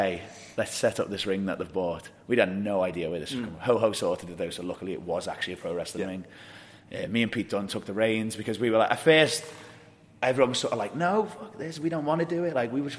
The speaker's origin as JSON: {"language": "English", "region": "England", "country": "United Kingdom", "said": "we are English and our languages differ."}